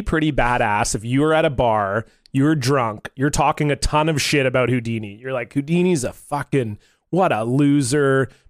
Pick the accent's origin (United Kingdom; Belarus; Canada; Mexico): Canada; as you do as a Canadian lad. I was probably 10